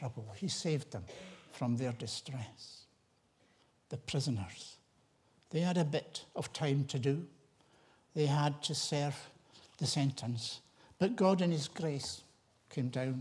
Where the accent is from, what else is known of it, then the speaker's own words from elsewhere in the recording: Tiree, Scotland, United Kingdom; I was that wee boy growing up in Tyree